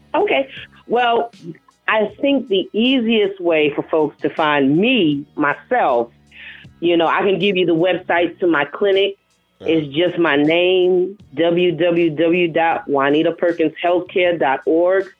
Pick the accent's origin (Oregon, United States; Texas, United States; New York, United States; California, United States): New York, United States; New York City; accent: New York; moved away as an adult; now in North Carolina, United States; I'm from the South Bronx.